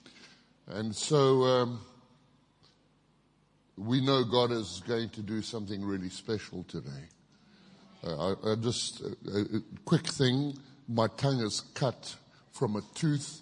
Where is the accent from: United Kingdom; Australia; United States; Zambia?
Zambia; Kitwe, Copperbelt Province; also born or lived in Zimbabwe; now in Thailand; I grew up in Zambia, and I was in a little town called Kitwe for many, many years